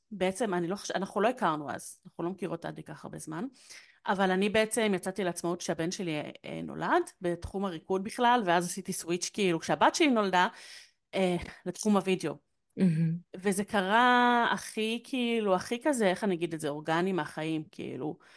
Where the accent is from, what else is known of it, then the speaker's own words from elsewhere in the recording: Yehud, Central District, Israel; אני מיהוד